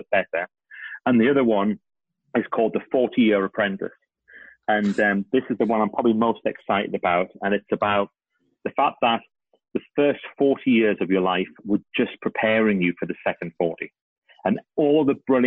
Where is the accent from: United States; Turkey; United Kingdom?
United Kingdom; I'm British